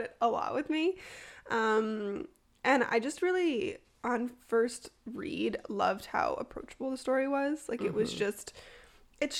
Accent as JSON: {"language": "English", "town": "Toronto", "region": "Ontario", "country": "Canada", "tie": "born or raised there", "lives_now": "Ottawa, Canada", "said": "born and raised in Toronto and now living and working in Ottawa."}